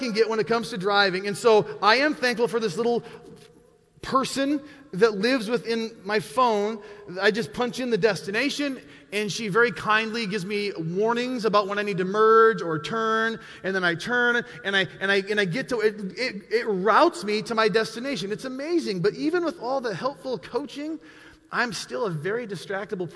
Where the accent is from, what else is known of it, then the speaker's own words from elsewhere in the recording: Montana, United States; I was born and raised in Montana